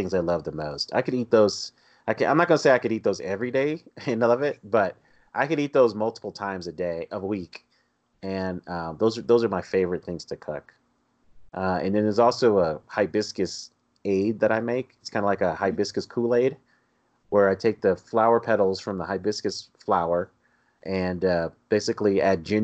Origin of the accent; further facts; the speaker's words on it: Colorado, United States; growing up in Colorado, growing up outside the South